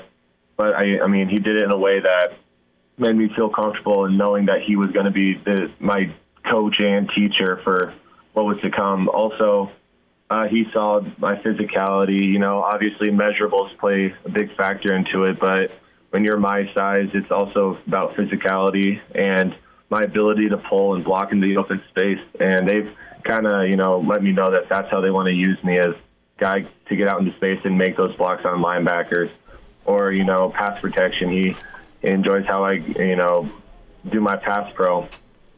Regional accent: Nebraska, United States; growing up in Nebraska

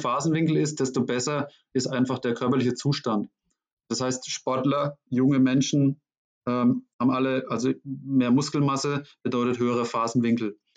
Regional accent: Schweinfurt, Bavaria, Germany; wurde eine Stelle frei in meiner Heimatstadt Schweinfurt.

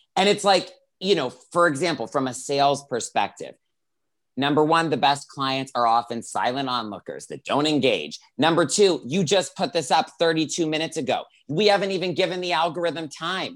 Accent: Greenville, South Carolina, United States; moved away as an adult; now in Los Angeles, United States; I grew up in Greenville, South Carolina

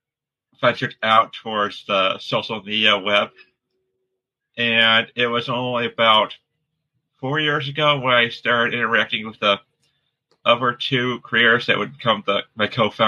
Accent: Michigan, United States; I am from Michigan. You can tell, whenever I add the odd S two words.

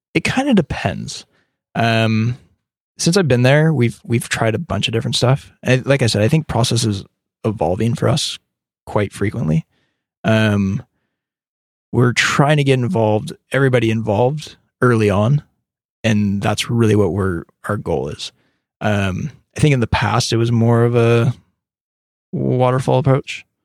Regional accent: California, United States; also born or lived in Birmingham, Alabama

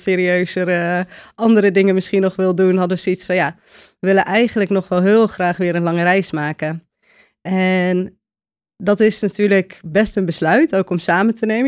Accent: a village in Friesland, Netherlands; moved away as an adult; also born or lived in Utrecht / Cape Town / Spain / Sweden; geboren in Utrecht, opgegroeid in een dorp in Friesland

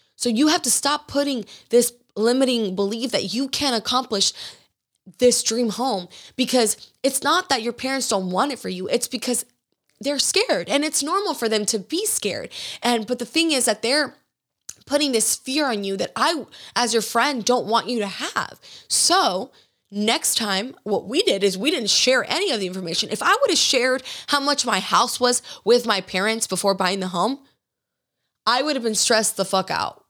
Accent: Georgia, United States; growing up in Georgia

